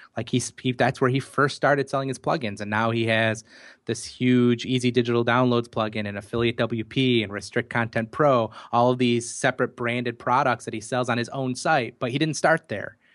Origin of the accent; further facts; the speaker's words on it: United States; accent: American; my American accent